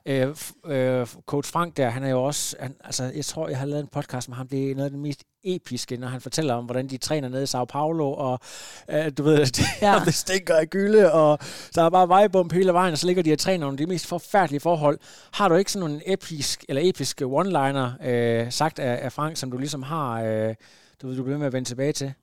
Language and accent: Danish; Ringkøbing, Central Denmark Region, Denmark; moved away; jeg er jo ud fra Ringkøbing, det er ikke så langt herfra